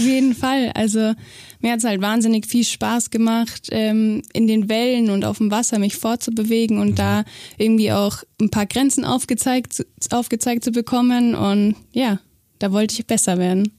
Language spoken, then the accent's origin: German; Augsburg, Bavaria, Germany; also born or lived in Weimar; ich bin in Weimar geboren, aber aufgewachsen bin ich eigentlich in Augsburg. Also wir sind sehr früh nach Augsburg dann gezogen und ich bin hier das erste Mal im Boot gesessen und hier zur Schule gegangen.